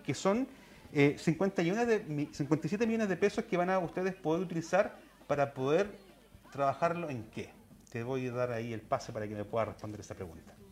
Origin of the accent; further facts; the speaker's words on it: Chile; como chilenos